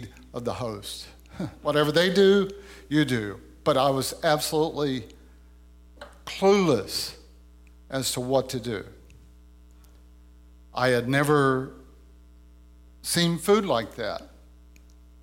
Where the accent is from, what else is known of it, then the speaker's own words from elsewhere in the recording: Louisiana, United States; I was a young man who had grown up in the woods of Louisiana.